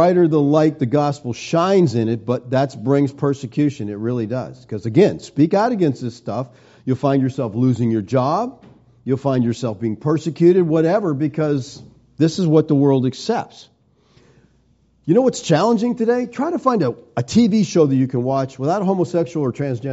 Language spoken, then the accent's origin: English; United States; we're American Christians